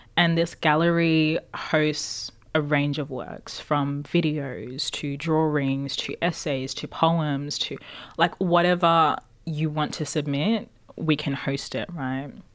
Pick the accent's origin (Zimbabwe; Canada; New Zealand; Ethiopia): Zimbabwe; now in Australia; I come from Zimbabwe